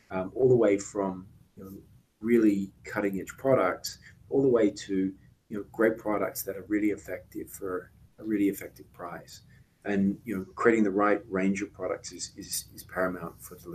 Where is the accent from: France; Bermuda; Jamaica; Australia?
Australia; also born or lived in United Kingdom; now in United States; So I was born in the UK, um, spent time growing up in Australia, and, and have spent most of my life in the United States.